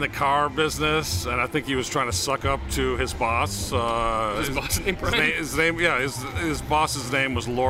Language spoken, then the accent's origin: English; Rome, Lazio, Italy; moved away; Actually, I grew up in Italy, in Rome, Italy.